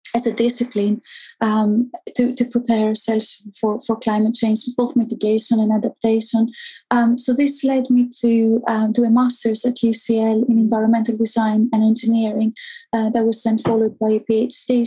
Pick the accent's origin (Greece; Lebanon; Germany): Greece; moved away; also born or lived in Athens; I grew up in Greece, and as you know, it's it's quite hot there.